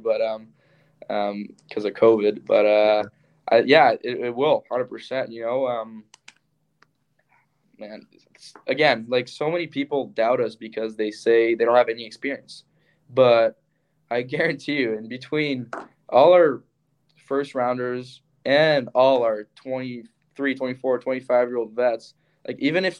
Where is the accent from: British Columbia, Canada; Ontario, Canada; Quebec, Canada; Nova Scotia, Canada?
Quebec, Canada; Montreal; now in Michigan, United States; I'm from Montreal